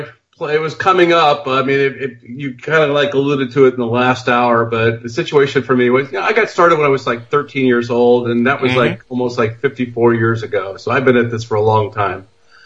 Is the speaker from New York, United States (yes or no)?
no; Dayton, Ohio, United States; I grew up in Dayton, Ohio. That's where Project Blue Book was.